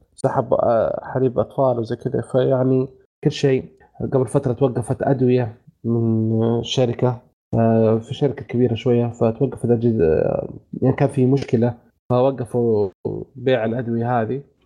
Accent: Saudi Arabia; عندنا في السعوديه

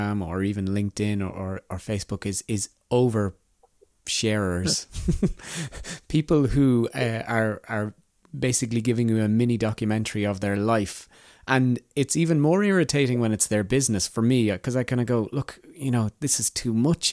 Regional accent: Ireland; We're Irish

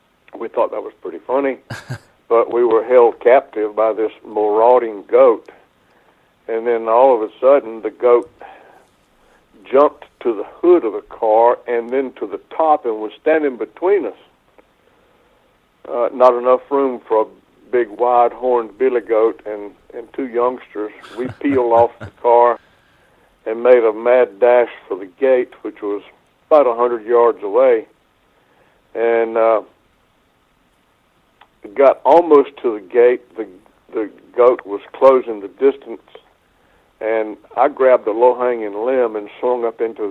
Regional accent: southeastern North Carolina, United States; my hometown in southeastern North Carolina

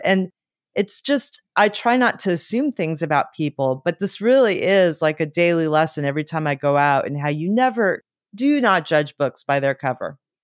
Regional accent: Los Angeles, California, United States; I grew up in Los Angeles

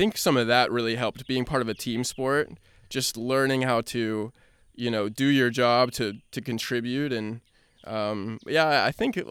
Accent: Cincinnati, Ohio, United States; growing up in Cincinnati

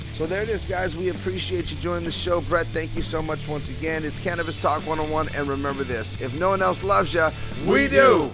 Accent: Downey, California, United States; I'm from Downey

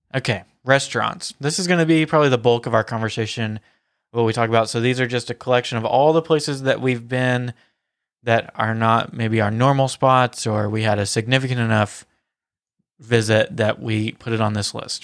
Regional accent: the South, United States; accent: Southern; my Southern accent

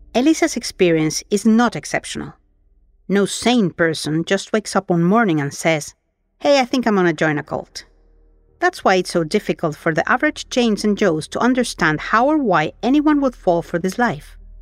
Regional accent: Mexico; I was raised in Mexico in a high control Catholic group

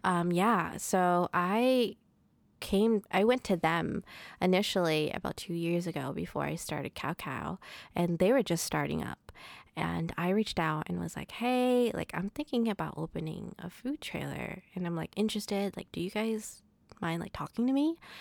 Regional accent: Providence, Rhode Island, United States; I was born and raised in Providence

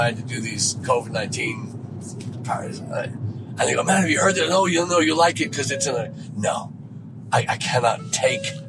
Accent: Dublin, Leinster, Ireland; now in Texas, United States; we heard all the rumors growing up in Dublin

